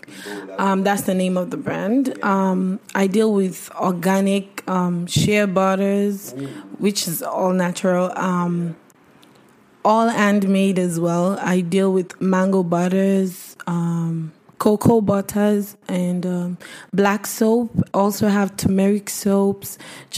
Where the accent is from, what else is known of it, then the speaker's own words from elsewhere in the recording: Sierra Leone; moved away; I'm originally from Sierra Leone, West Africa.